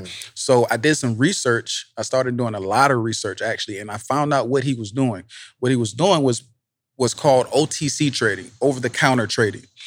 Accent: Savannah, Georgia, United States; I grew up in Savannah, right? So I'm from the projects

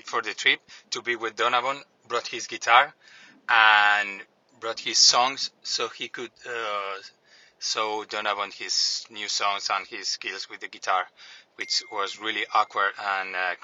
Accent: Canary Islands, Spain; English is a second language; from the Canary Islands. First of all, apologies for my accent.

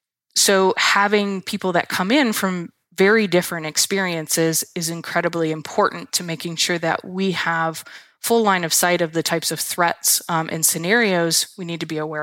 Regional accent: Michigan, United States; I am from Michigan. I've grew up here. I have family here. I have strong roots in the Midwest.

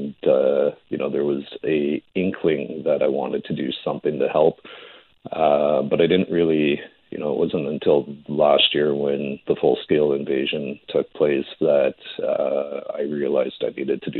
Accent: Edmonton, Alberta, Canada; I grew up in the Edmonton area, Lamont, Fort Saskatchewan, Sherwood Park

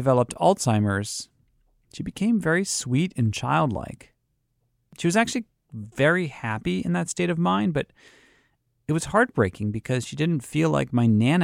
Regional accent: Boston, Massachusetts, United States; I'm from Boston

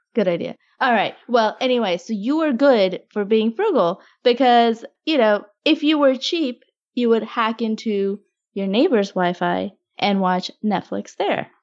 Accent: Augusta, Georgia, United States; Yeah, I grew up in Augusta

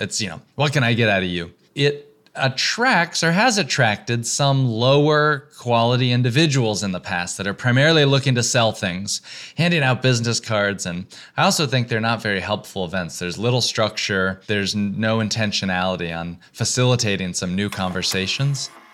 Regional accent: the South, United States; moved away as an adult; also born or lived in Texas / Georgia / North Carolina; now in New York, United States; I grew up in the South, in Texas and Georgia

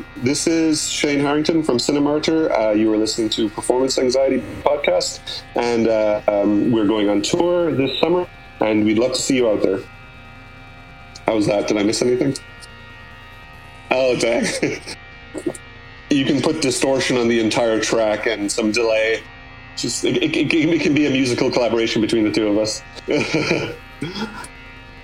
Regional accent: Limerick, Munster, Ireland; born or raised there; now in New York City, United States

